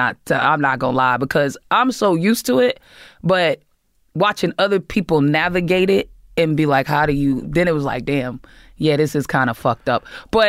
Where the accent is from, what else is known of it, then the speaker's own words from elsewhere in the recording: Boston, Massachusetts, United States; also born or lived in Georgia; I was born in Georgia, but I moved to Boston before I was even a year old. I don't remember even living in Georgia.